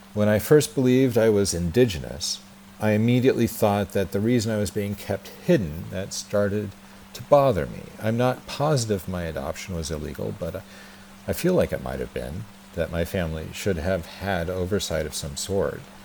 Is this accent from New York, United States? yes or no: no; Twin Falls, Idaho, United States; I was born in Twin Falls, Idaho, at the Magic Valley Regional Medical Center on April 15th, 1974